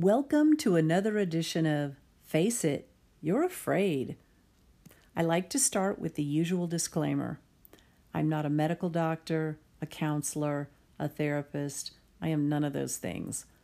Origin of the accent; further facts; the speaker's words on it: Texas, United States; I'm Texan